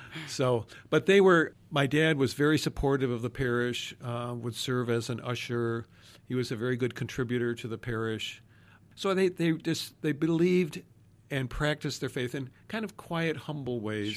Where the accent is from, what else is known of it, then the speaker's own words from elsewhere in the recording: Arlington Heights, Illinois, United States; also born or lived in Chicago; We grew up mostly in Arlington Heights, Illinois